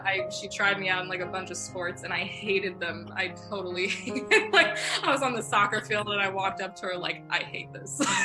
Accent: Northport, New York, United States; moved away as an adult; now in New York City, United States; my hometown is northport new york so i i grew up in this really like old fashioned cute little harbor town

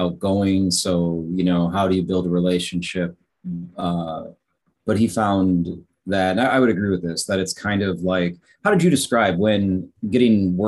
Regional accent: United States; moved away as an adult; also born or lived in Chicago; now in South Korea; for me being American coming from the outside

